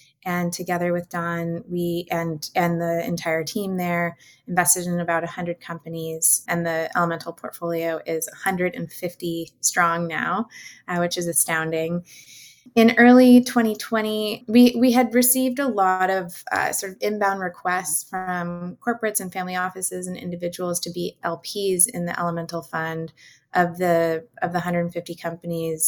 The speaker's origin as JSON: {"language": "English", "region": "Northern California", "country": "United States", "said": "I'm from Northern California"}